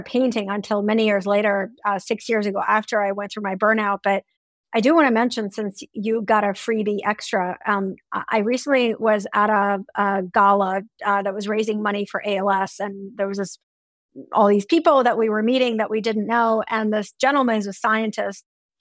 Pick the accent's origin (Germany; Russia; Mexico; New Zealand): Russia; moved away; When I grew up in Russia, we took class trips to the Hermitage once a month